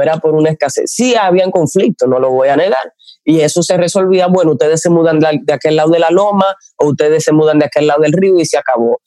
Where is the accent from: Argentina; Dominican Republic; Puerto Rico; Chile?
Dominican Republic; La Isabela, Puerto Plata; nosotros somos de la Isabela, Puerto Plata, de donde llegó Colón